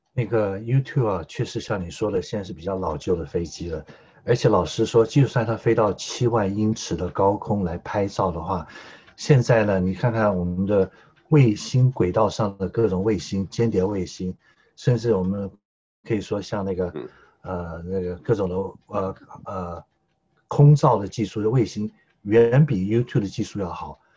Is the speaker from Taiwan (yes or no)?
yes; Taiwan; 我父母亲当年逃难到台湾，作为流亡大学生，他们是自称是，被称为外省人第一代，我是生在台湾外省人第二代